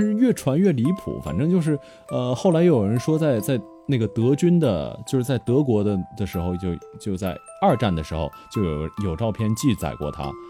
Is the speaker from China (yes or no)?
yes; Northeast China, China; 我本来也是东北人嘛